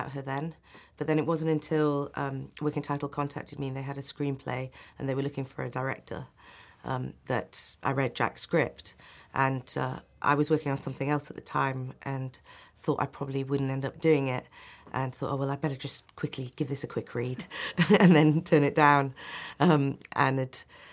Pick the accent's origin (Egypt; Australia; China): Egypt; me and my friends growing up in Egypt